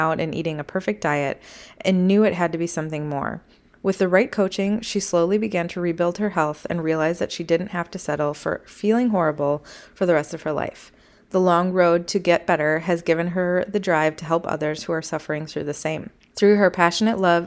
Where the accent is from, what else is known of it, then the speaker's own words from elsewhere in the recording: Wisconsin, United States; I'm from Wisconsin